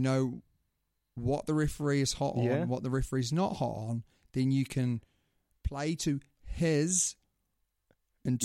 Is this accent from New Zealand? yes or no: yes; New Zealand; being a New Zealander